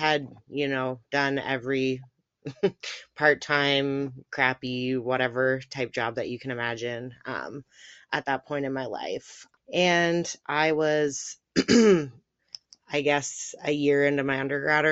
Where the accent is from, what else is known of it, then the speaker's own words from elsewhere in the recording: Canada; I'm from Canada. That's as specific as I'm going to get, but I am a Canadian friend here.